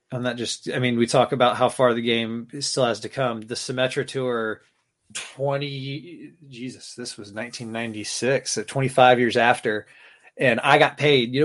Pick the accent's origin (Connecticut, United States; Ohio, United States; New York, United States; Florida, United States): Florida, United States; Tallahassee; moved away as an adult; now in Maine, United States; I grew up in Tallahassee, Florida, going to the Florida State games